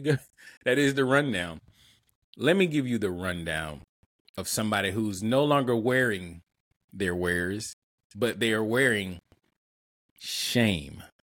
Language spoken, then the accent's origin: English; Montgomery, Alabama, United States; my hometown, Montgomery, Alabama